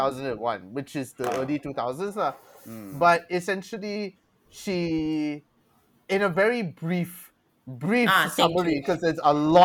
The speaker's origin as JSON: {"language": "English", "country": "Malaysia", "said": "As a Malaysian"}